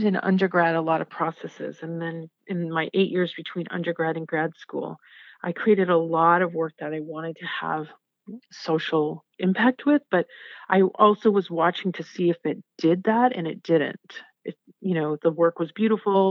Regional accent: Southern Maine, United States; moved away as an adult; also born or lived in Lawrence, Kansas; where I grew up in Southern Maine

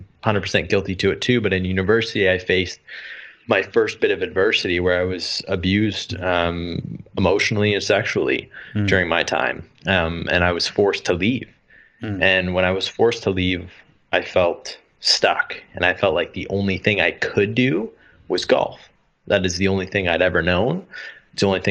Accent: Canada; moved away as an adult; growing up in Canada

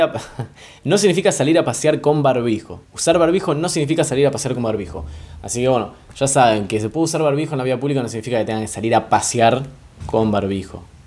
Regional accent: Argentina

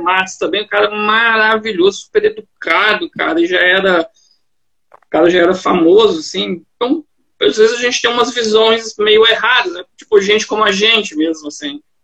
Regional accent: Minas Gerais, Brazil; also born or lived in Goiânia, Goiás; now in Joinville, Brazil; eu sou originalmente de Minas

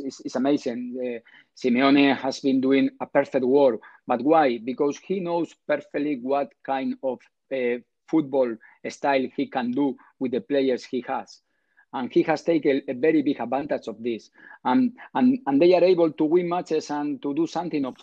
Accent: Bilbao, Basque Country, Spain; I am from Basque Country. I am from Bilbao.

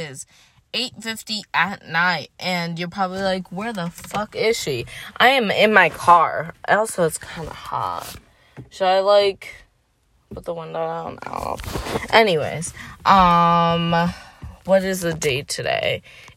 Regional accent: Syracuse, New York, United States; moved away as an adult; also born or lived in Philadelphia; I'm from Syracuse, I go to school in Philly

